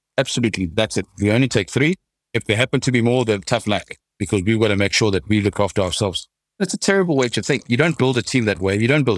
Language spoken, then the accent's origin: English; South Africa; Being a South African is hard enough.